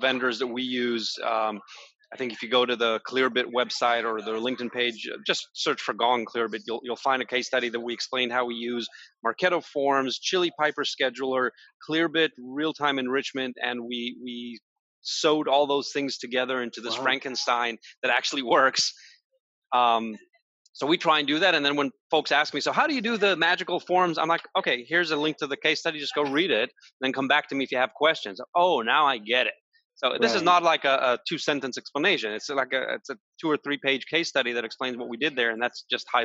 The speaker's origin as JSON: {"language": "English", "country": "Israel", "tie": "born or raised there", "said": "I was born and raised in Israel"}